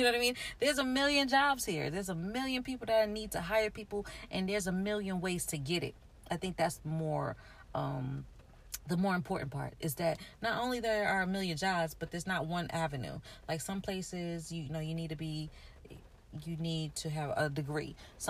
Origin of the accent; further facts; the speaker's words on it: New York City, New York, United States; I grew up in New York City